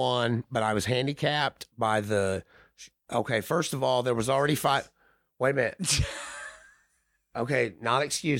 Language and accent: English; Indiana, United States; So we're from Indiana and you Southern folks.